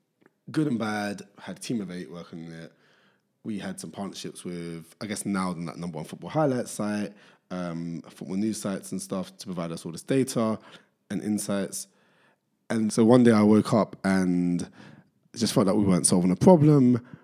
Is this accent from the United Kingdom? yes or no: yes; Barking and Dagenham, London, United Kingdom; born there; I was born in Barking and Dagenham. So that's the London borough of Barking and Dagenham, which people don't consider to be London, who live in London, but people from there, half the people claim it's East London, the other half claim it's Essex.